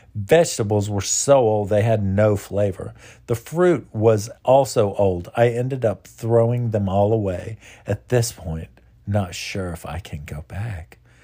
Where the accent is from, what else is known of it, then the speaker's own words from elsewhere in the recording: United States; as an American